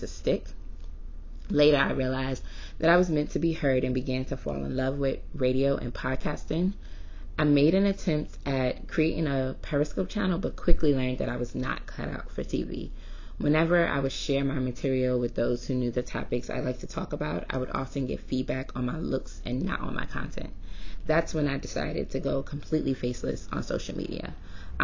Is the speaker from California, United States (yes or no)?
no; New York City, New York, United States; moved away as an adult; also born or lived in New Orleans, Louisiana / Syracuse, New York; now I'm back in my hometown of Brooklyn, New York